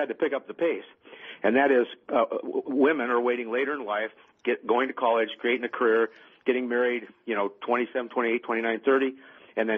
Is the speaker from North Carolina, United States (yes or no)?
no; Washougal, Washington, United States; I was near my hometown in southern Washington